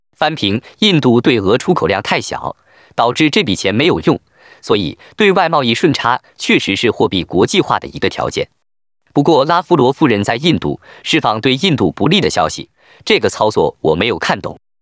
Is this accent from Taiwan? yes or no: no; China; 作为一个中国人